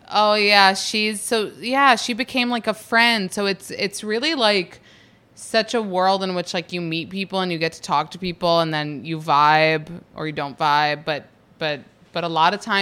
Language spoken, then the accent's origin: English; East Coast, United States; only New York and New Jersey because I'm like from the East Coast, I guess.